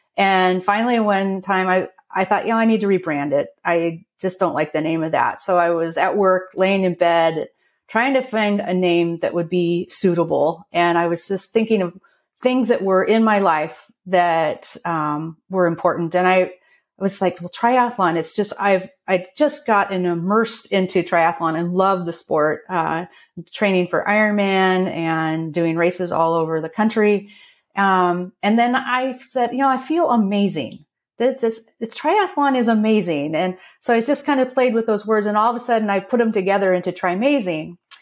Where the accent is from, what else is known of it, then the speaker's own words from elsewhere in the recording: Portland, Oregon, United States; now in Snoqualmie Valley, United States; I grew up outside of Portland, Oregon.